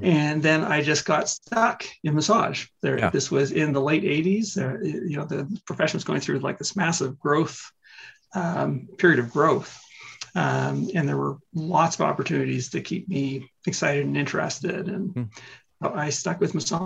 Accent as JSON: {"language": "English", "country": "Canada", "said": "I'm Canadian"}